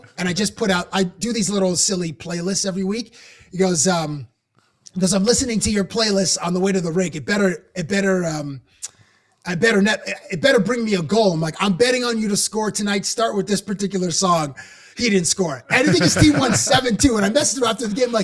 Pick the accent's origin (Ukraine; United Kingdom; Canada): Canada; I'm obviously from Canada.